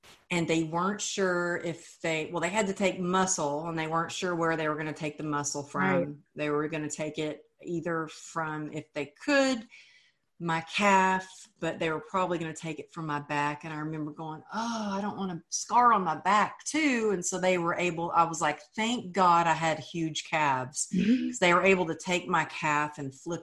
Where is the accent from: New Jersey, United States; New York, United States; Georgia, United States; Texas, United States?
Texas, United States; moved away as an adult; now in California, United States; as a Texan, as a girl who grew up with, you know, sayings like cowgirl up